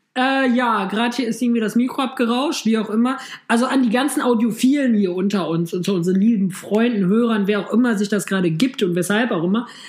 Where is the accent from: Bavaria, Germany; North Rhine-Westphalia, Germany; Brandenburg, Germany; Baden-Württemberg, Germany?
North Rhine-Westphalia, Germany; Düsseldorf; Ich als Düsseldorfer Rheinländer